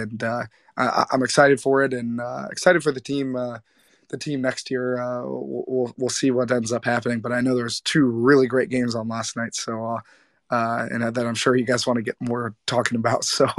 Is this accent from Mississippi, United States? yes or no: no; St. Louis, Missouri, United States; I'm from St. Louis. They stole our NFL team twice.